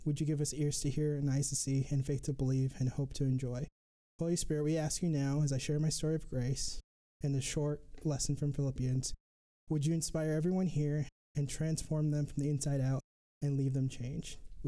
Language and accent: English; Mogadishu, Banaadir, Somalia; born there; So I was born right here in the capital, in Mogadishu.